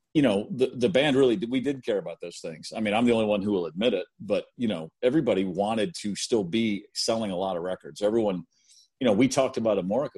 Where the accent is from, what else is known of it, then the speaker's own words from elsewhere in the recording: Baltimore, Maryland, United States; I grew up in Baltimore